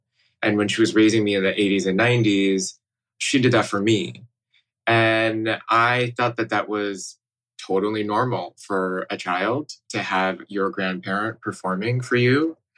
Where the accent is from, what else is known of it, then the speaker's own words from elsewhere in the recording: Midwest, United States; as a kid growing up in the Midwest, this connection to my home and my culture.